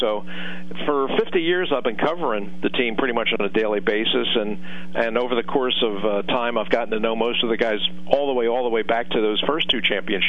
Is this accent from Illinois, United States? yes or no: no; Philadelphia, Pennsylvania, United States; I was born in Philadelphia.